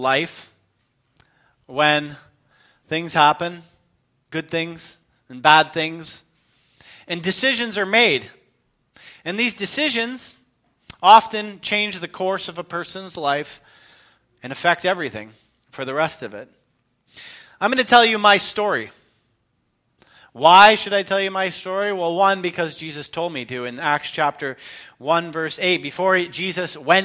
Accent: London, Ontario, Canada; moved away; also born or lived in Edmonton / Meaford; I was born in 1980 in London, Ontario. I was raised primarily by my mom.

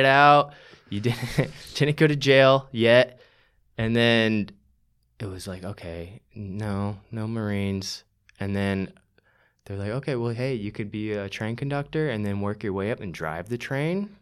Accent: St. Johns County, Florida, United States; moved away as an adult; now in Austin, United States; I grew up in Saint John's County

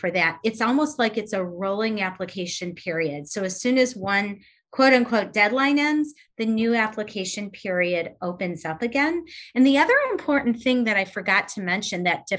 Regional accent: Detroit, Michigan, United States; I have been from Detroit, the Detroit area, my entire life. I grew up here

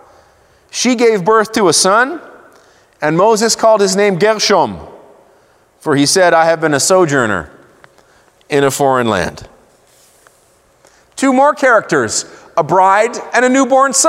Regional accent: Israel; I grew up in Israel.

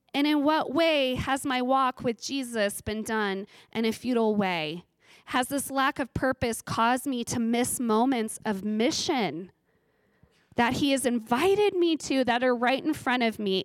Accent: Ridgecrest, California, United States; I grew up in Ridgecrest, California

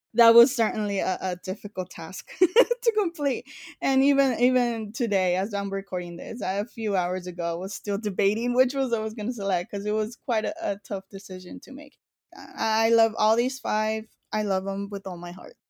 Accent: Los Angeles, California, United States; born and raised in East L

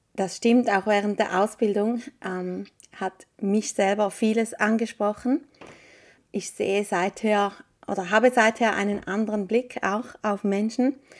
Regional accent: Appenzell, Switzerland; also born or lived in Eastern Switzerland near Lake Constance; Wir sind beide im Appenzellerland aufgewachsen

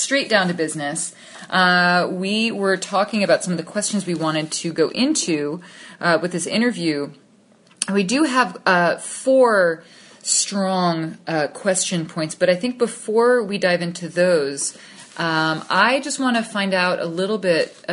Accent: New York City, New York, United States; also born or lived in just outside of Manhattan; I grew up just outside of Manhattan, and we moved back into Manhattan when I was 9

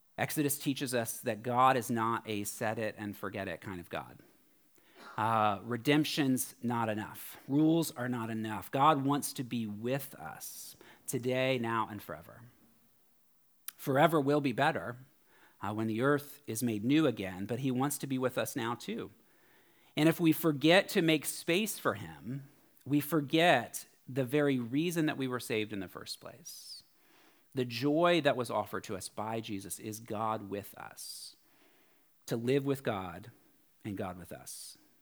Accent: Florida, United States; now in San Francisco, United States; I'm from Florida

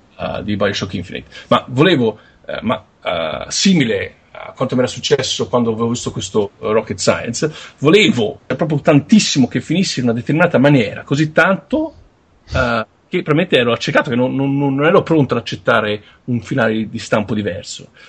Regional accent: Tuscany, Italy; sono toscano

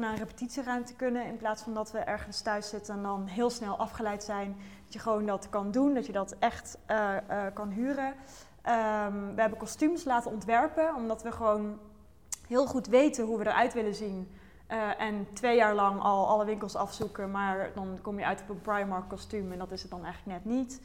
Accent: North Brabant, Netherlands; ik kom uit Brabant

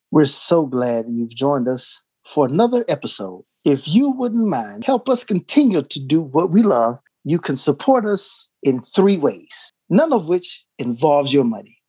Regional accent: Texas, United States; moved away; I'm being from Texas

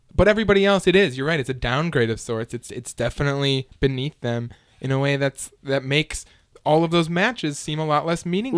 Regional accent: United States; me as the American consumer

